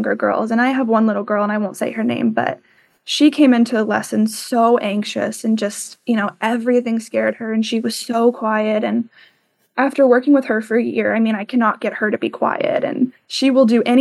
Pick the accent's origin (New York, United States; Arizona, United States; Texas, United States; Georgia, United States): Arizona, United States; Tucson; moved away as an adult; when I'm back home, I'm originally from Tucson